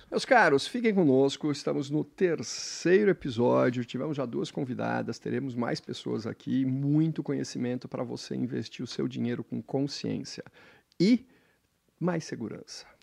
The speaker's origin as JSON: {"language": "Portuguese", "town": "Santos", "region": "São Paulo", "country": "Brazil", "tie": "born or raised there", "said": "Sou nascido em Santos."}